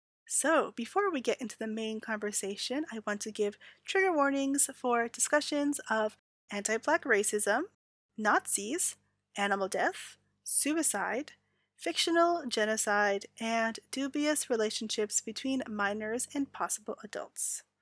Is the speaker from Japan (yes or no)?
yes; Japan; Growing up in Japan during those days of earliest magical girls anime, Sally-chan, Akko-chan, Mako-chan, Et-chan, I remember parents discussing about this new discipline method